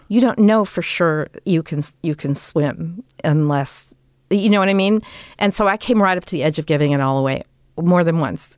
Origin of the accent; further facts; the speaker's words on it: Los Angeles, California, United States; we grew up in Toluca